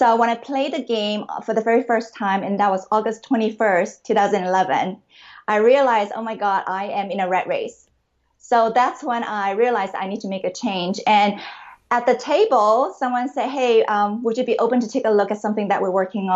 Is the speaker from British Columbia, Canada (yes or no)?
yes; Vancouver, British Columbia, Canada; moved away as an adult; also born or lived in Hong Kong / Seattle, United States; I was really born in Hong Kong. And I grew up in Canada, in Vancouver, the beautiful West Coast Vancouver.